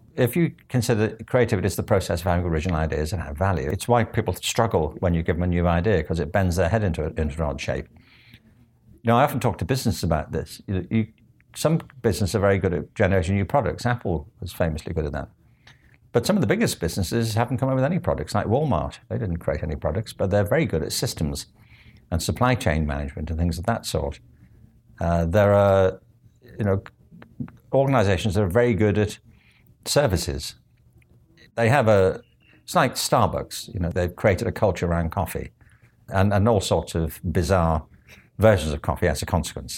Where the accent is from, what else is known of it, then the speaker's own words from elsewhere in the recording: Liverpool, North West England, United Kingdom; also born or lived in Stratford; now in Los Angeles, United States; I grew up in Liverpool